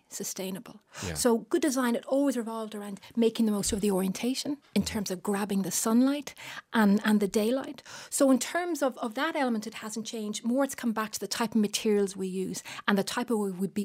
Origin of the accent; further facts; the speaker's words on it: Bray, Leinster, Ireland; I was brought up in Bray, County Wicklow